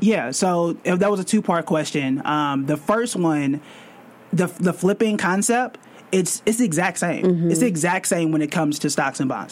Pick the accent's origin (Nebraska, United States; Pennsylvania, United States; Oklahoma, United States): Oklahoma, United States; Tulsa; now in New York City, United States; I'm born and raised in Tulsa, Oklahoma, complete opposite of New York City